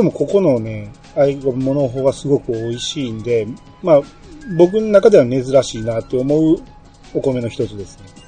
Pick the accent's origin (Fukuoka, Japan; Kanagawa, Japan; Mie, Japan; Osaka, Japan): Osaka, Japan; Kansai; accent: Kansai dialect